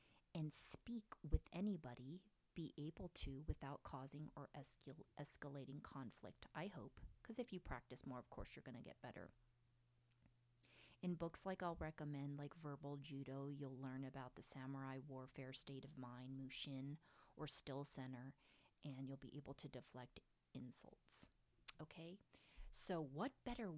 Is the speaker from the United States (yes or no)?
yes; Pennsylvania, United States; my upbringing in a small town in Pennsylvania